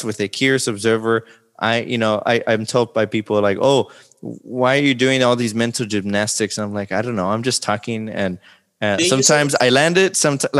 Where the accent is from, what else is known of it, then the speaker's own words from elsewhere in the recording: Laredo, Texas, United States; I'm from Laredo and the population of Laredo is, you know, I think it fluctuates between 80 to 90% of, you know, Mexican descent